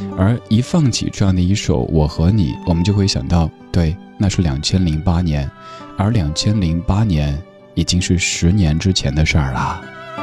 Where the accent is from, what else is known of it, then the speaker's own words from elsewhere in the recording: Sichuan, China; moved away; 作为一个四川人